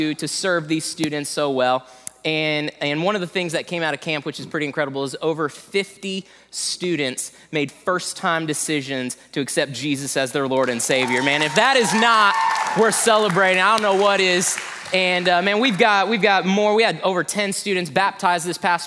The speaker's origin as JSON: {"language": "English", "region": "Indiana", "country": "United States", "moved": "yes", "said": "I'm actually from Indiana"}